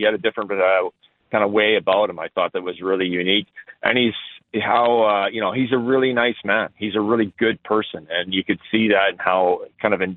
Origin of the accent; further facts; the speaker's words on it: Ontario, Canada; also born or lived in Syracuse, New York; now in Utica, United States; I grew up in Ontario